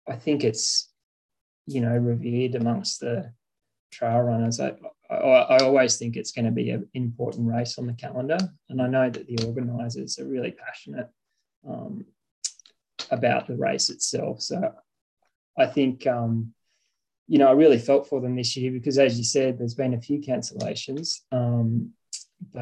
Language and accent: English; Cooma, New South Wales, Australia; I grew up in Cooma, just south of Canberra here